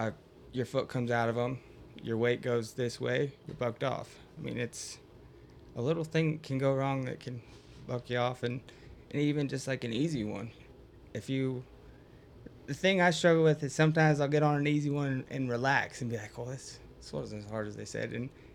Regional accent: Idaho, United States; we're all from Idaho

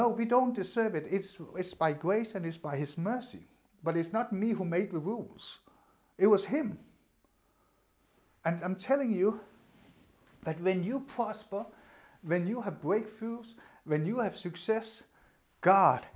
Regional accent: Denmark; English is a second language; moved away; when I grew up in Denmark, we don't have school uniforms

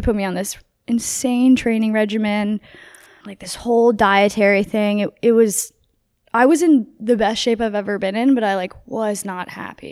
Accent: New Jersey, United States; now in California, United States; I grew up in New Jersey

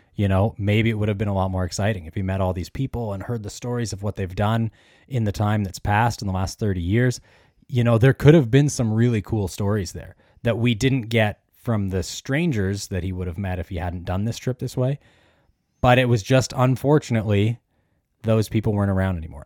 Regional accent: Canada; we're both from Canada

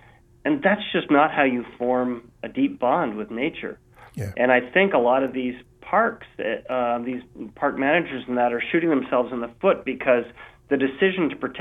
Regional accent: Vancouver, British Columbia, Canada; my hometown here of Vancouver, BC

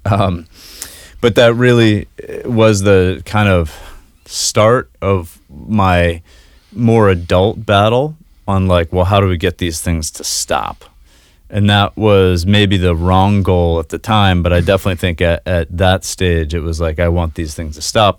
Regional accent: Kennebunk, Maine, United States; also born or lived in Boston / New Zealand / New York City; Yeah, I was born and raised in Kennebunkk, just south of Portland here

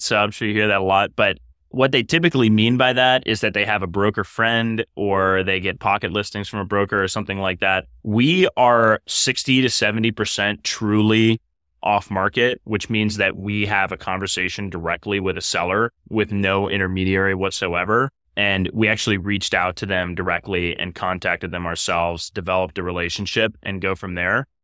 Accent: Cleveland, Ohio, United States; moved away as an adult; also born or lived in New York; I'm from Cleveland originally, so I'm a, I'm a, a, a very much so a Midwesterner, Browns fan, and a Main Streeter, you know, by, by upbringing

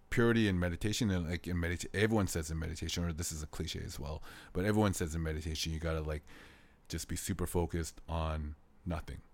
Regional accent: Canada; moved away as an adult; now in South Korea; I'm from Canada.

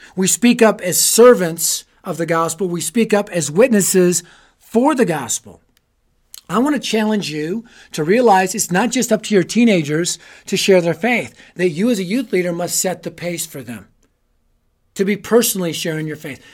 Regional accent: Colorado, United States; I'm from Colorado. I live in Colorado

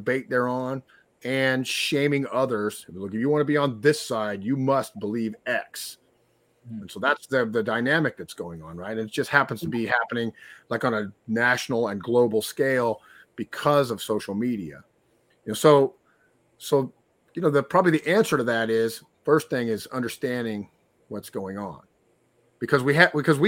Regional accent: Texas, United States; I'm from Texas, so that's an in-group. Like, we're Texans

